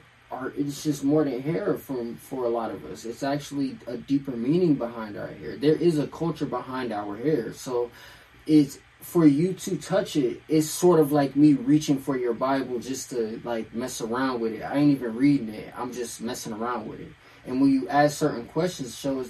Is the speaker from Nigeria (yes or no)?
yes; Nigeria; I'm Nigerian.